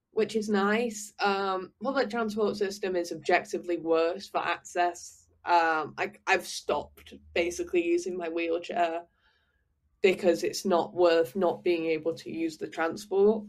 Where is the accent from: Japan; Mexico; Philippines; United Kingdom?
United Kingdom; Manchester, North West England; moved away as an adult; now in Paris, France; I feel very strongly about where I'm from and I'm very yeah. sort of connected to you know being a Manc, being a Northerner